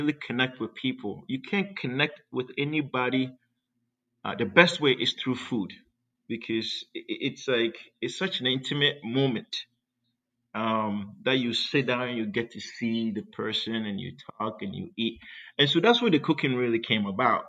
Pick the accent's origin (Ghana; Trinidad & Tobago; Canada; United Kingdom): Ghana; now in San Diego, United States; I grew up in Ghana, West Africa